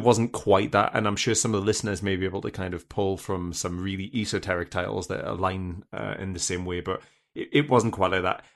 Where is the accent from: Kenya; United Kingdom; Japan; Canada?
United Kingdom; as a British person